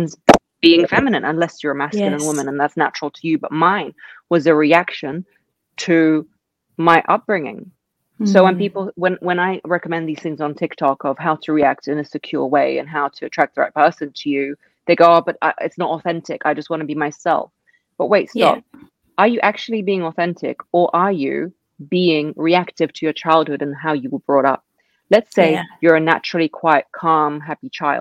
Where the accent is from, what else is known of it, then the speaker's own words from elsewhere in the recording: England, United Kingdom; also born or lived in Russia; I was raised in England.